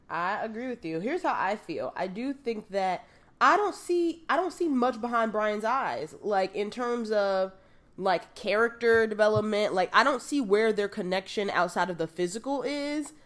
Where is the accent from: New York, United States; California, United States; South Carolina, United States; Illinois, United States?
New York, United States; New York City; I grew up in the South Bronx.